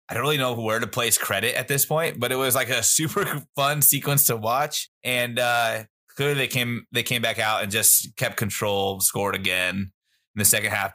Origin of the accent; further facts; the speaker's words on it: San Carlos, California, United States; I'm from San Carlos, California. We look at our neighboring city, Belmont, California